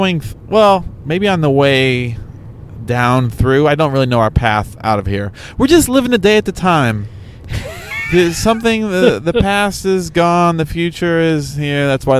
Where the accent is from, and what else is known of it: Chicago, Illinois, United States